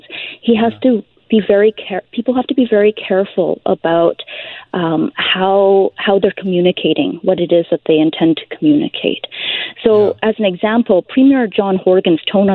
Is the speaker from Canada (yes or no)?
yes; Canada; My parents were both born in Taiwan. I was born in Canada. I mean, this is where I've lived my entire life